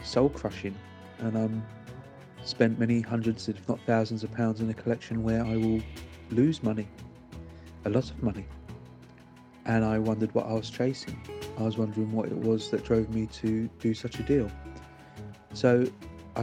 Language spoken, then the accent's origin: English; London, United Kingdom; I grew up in London